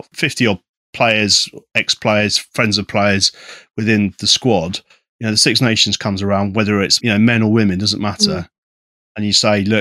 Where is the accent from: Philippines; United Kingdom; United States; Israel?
United Kingdom; Isle of Wight, South East England; moved away; I'm from the Isle of Wight myself